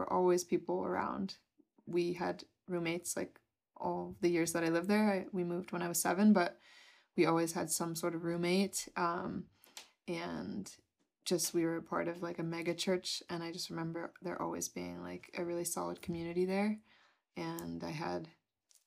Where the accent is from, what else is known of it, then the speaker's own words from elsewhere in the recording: New York City, New York, United States; I was born in New York City. It was just my mom